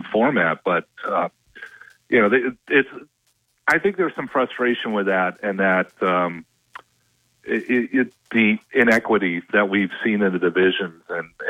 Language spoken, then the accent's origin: English; Minnesota, United States; I'm from Minnesota